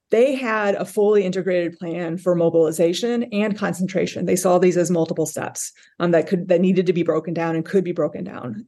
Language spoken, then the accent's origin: English; South Bend, Indiana, United States; moved away as an adult; now in Cincinnati, United States; I am a Hoosier born and bred. I grew up in South Bend, Indiana